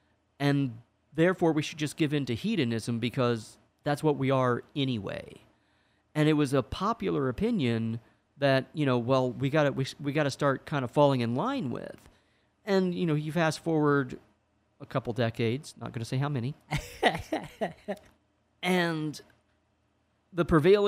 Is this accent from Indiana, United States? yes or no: yes; Indiana, United States; moved away; I'm from Indiana